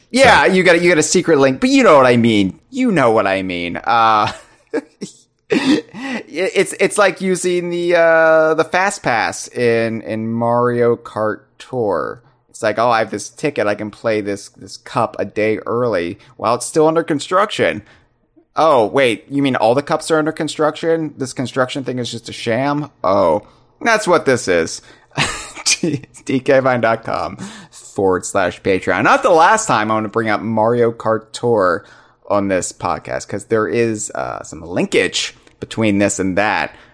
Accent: United States; I'm an American in the United States

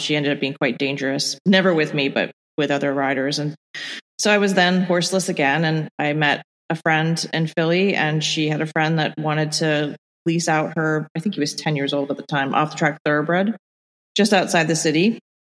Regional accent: Ireland; born there; moved away; also born or lived in Bahamas / England; I was born in Ireland and grew up in a bunch of different places

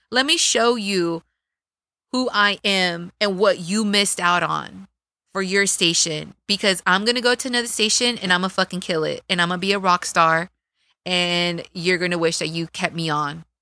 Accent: Dallas, Texas, United States; accent: Texas accent; moved away as an adult; also born or lived in Sacramento; I come from East Dallas

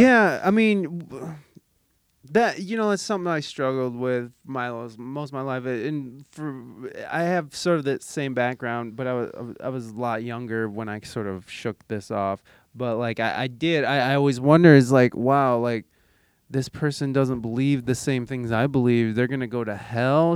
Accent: United States; as an American

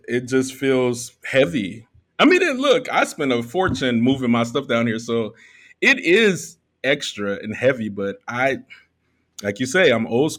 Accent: Chicago, Illinois, United States; moved away as an adult; now in Merida, Mexico; I'm a Black expat now. I'm originally from Chicago. I've lived in 7 different cities and now 3 different countries. And I've landed in Merida, Mexico.

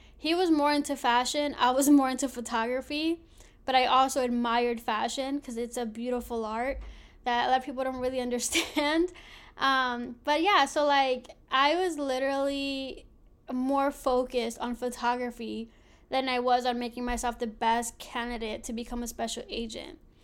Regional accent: Philadelphia, Pennsylvania, United States; I grew up in Philly, born and raised

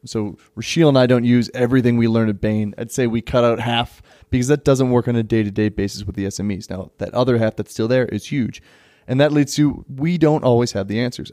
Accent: United States; also born or lived in Parkhurst, Johannesburg, South Africa; now in Johannesburg, South Africa; I am American and, you know, I live in Parkhurst

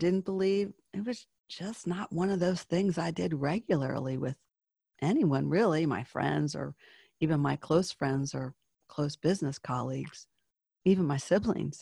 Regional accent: Charleston, South Carolina, United States; moved away; I was born in Charleston.

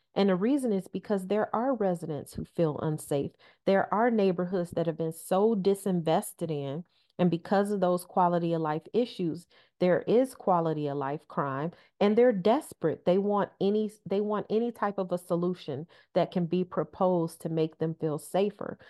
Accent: Detroit, Michigan, United States; growing up in Detroit, uh, for a half century, for my entire life

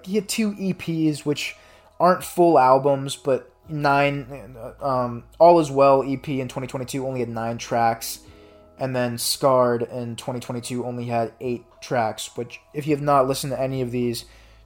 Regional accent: St. Louis, Missouri, United States; my hometown of St. Louis

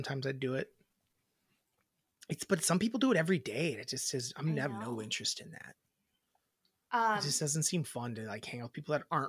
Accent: Wisconsin, United States; we grew up in Wisconsin. We're in Wisconsin.

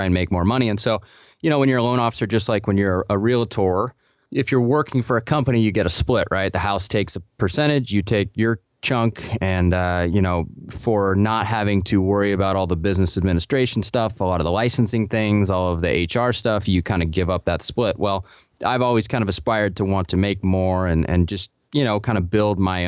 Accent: Portland, United States; also born or lived in Colorado; I grew up in Portland.

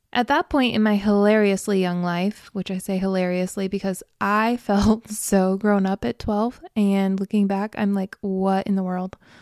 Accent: Midwest, United States; I grew up in Farmtown, USA, in the Midwest, in a conservative Christian family

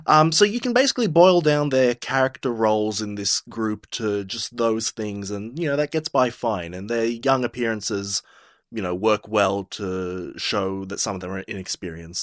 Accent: Australia; We're both from Australia

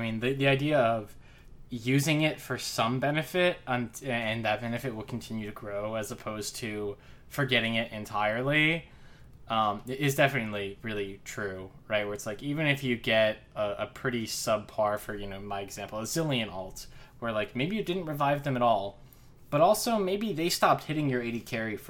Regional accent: Pittsburgh, Pennsylvania, United States; now in Atlanta, United States; I'm originally from Pittsburgh, the Steel City, as they say, so I think probably Rel could be from my hometown.

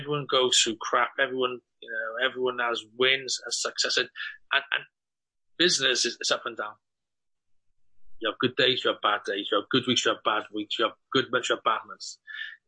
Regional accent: Cardiff, Wales, United Kingdom; We're from Cardiff

